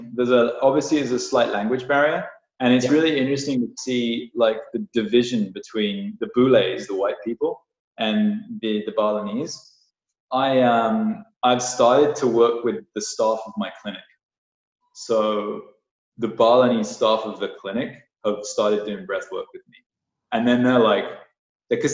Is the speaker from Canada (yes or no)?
yes; Canada; now in Bali, Indonesia; from Canada